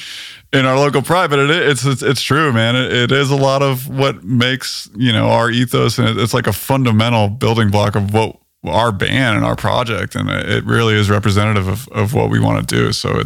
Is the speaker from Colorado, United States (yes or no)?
yes; Boulder, Colorado, United States; moved away as an adult; also born or lived in Lincoln, Nebraska / Toronto, Canada; now in Los Angeles, United States; I was, you know, fortunate enough to get out of Lincoln, Nebraska when I was 3 years old. So I then was kind of raised in Boulder, Colorado, which is, it's an amazing place